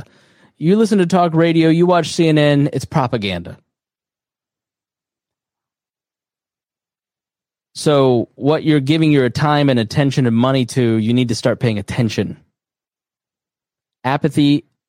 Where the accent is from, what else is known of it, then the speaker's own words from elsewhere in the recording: Plainfield, Indiana, United States; here in my hometown in Plainfield